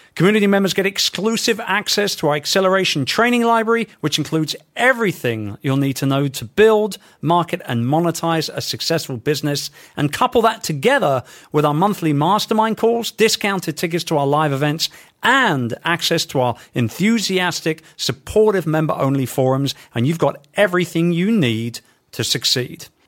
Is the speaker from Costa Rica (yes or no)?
no; London, United Kingdom; my hometown of London